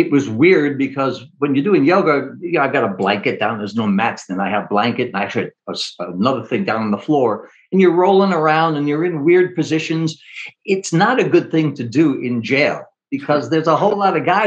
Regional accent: New York, United States; I'm a New Yorker

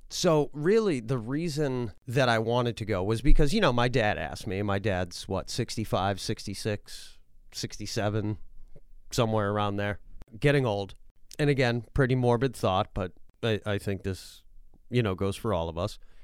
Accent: Massachusetts, United States; moved away; also born or lived in New Hampshire; where I grew up in Massachusetts

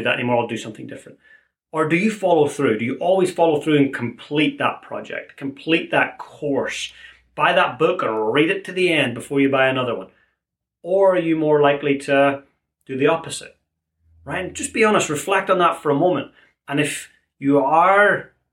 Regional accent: Ireland; Being an Irishman

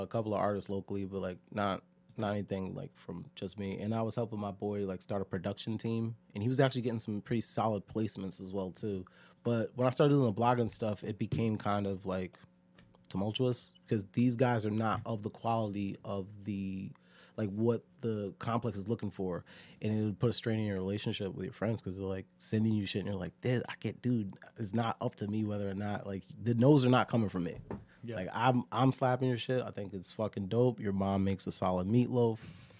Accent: Connecticut, United States; Yeah, I'm from Connecticut.

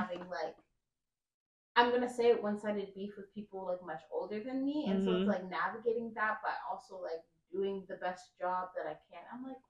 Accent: Florida, United States; We're both from Florida

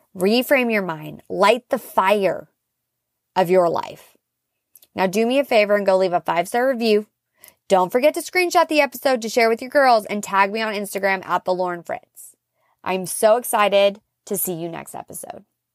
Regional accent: Seattle, Washington, United States; moved away; my family's from the Pacific Northwest. I'm originally from Seattle

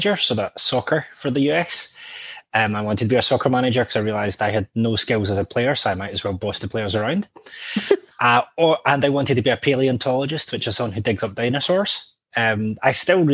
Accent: Hamilton, Scotland, United Kingdom; accent: tame Scot; also born or lived in Blantyre; now in Edinburgh, United Kingdom; Originally, I'm from the west of Scotland, so Blantyre and Hamilton, which is just outside of Glasgow.

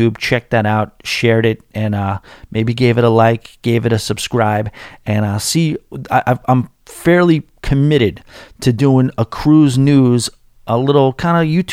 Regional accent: New York, United States; as a New Yorker trying to get into country music

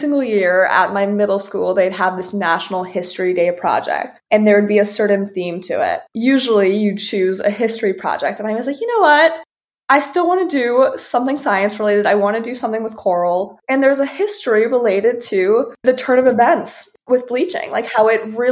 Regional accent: Fort Lauderdale, Florida, United States; I grew up in Fort Lauderdale

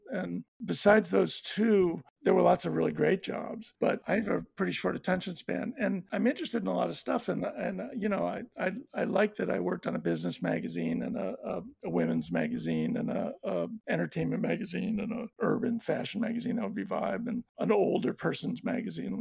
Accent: Buffalo, New York, United States; also born or lived in Larchmont, New York; I grew up and went to school and high school, graduated from high school in a suburb of Buffalo

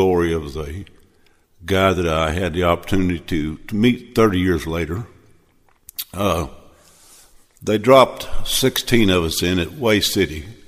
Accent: Missouri, United States; I was born and raised in Missouri

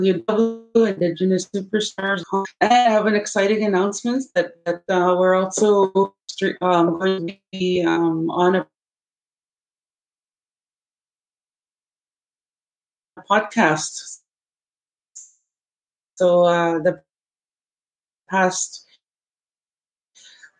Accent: Opaskwayak, Manitoba, Canada; my community of Apaskwayak, and we are relatives here from Apaskwayak Cree Nation

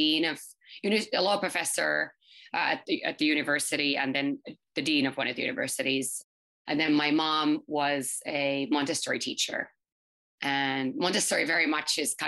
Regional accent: Helsinki, Uusimaa, Finland; English is a second language; moved away as an adult; now in New York, United States; I'm from Finland, actually, born and raised in Helsinki.

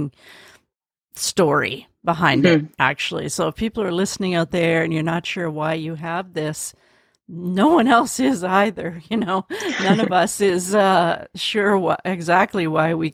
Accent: Canada; also born or lived in Vancouver, Canada; I'm Canadian

